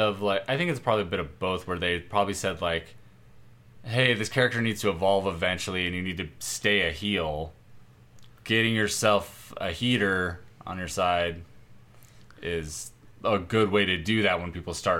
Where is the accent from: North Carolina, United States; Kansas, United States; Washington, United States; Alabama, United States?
North Carolina, United States; Cameron; We're from different parts of the South.